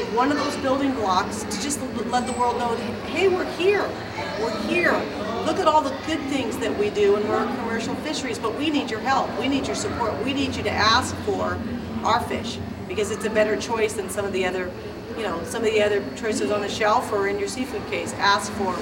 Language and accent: English; San Diego, California, United States; I grew up in Point Loma